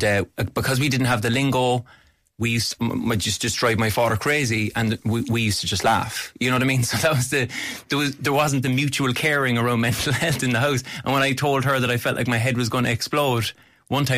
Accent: Cork, Munster, Ireland

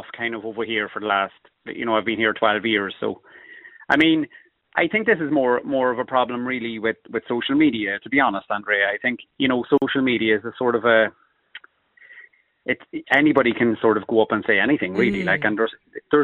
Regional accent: Donegal, Ulster, Ireland; accent: Donegal; now in Germany; you've a strong Donegal accent, yeah. You know, which I think I have, and I haven't lost it

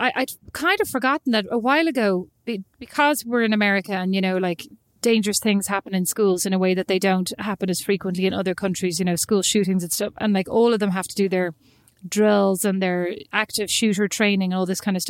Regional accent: Kildare, Leinster, Ireland; moved away; it was hard growing up in Kildare.

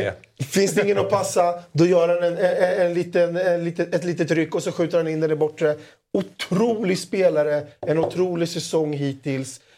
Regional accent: Greece; jag är så jävla grek

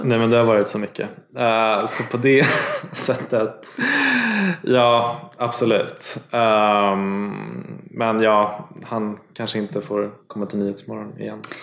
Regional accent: Gävle, Gävleborg County, Sweden; Jag kommer från Gävle

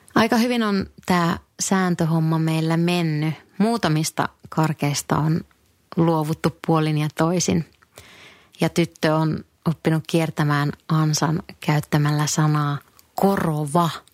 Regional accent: northern Finland, Finland; moved away; Kotipuolessa pohjoisessa

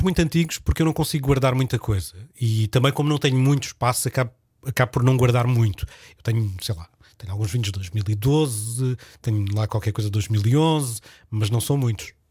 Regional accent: Olhão, Algarve, Portugal; moved away; minha terra em Olhão

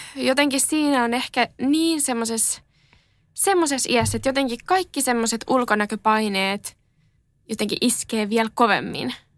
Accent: Helsinki, Uusimaa, Finland; olen asunut aina Helsingissä

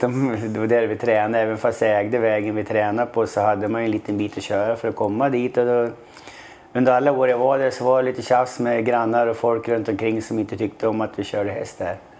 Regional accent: Sundsvall, Västernorrland County, Sweden; moved away; jag är från Sundsvall då. Tre mil utanför Sundsvall

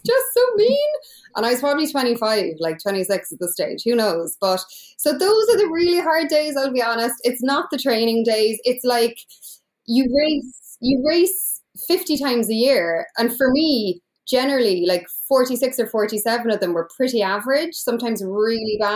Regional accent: Ireland; I'm from Ireland

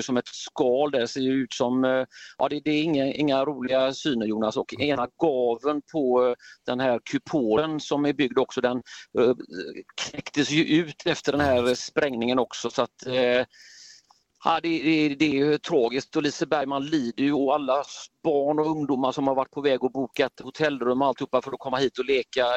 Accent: Gothenburg, Västra Götaland, Sweden; som göteborgare

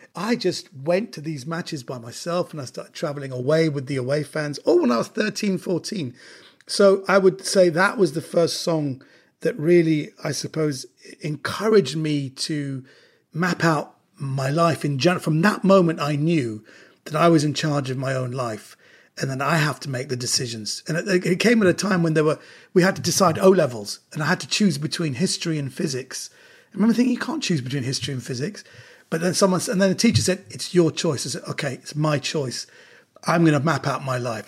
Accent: London, United Kingdom; I was born and raised in Kensington, the Royal Bar of Kensington, Chelsea

